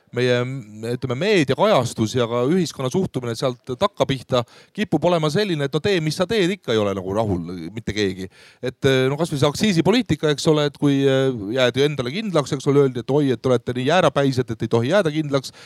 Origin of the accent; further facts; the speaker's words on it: Voose, Harju County, Estonia; ma ise olen Voose külast Harjumaalt Anija vallast